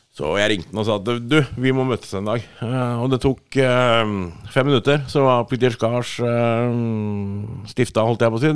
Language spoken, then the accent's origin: Norwegian; Sandefjord, Vestfold, Norway; now in Årnes, Norway; jeg er fra Sandefjord, men jeg kom bo på, i Skærbygda, rett ved Årnes nå